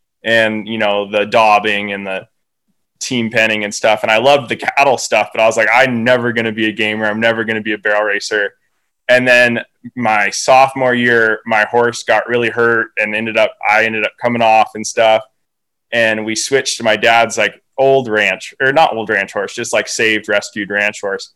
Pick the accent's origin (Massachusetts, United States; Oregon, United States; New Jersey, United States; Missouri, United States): Oregon, United States; born or raised there; also born or lived in Swan Valley, Idaho